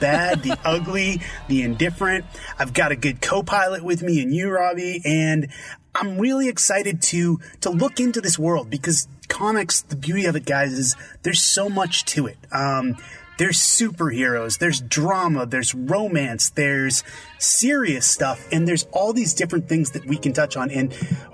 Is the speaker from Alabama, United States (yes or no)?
no; Boston, Massachusetts, United States; growing up in Boston, Massachusetts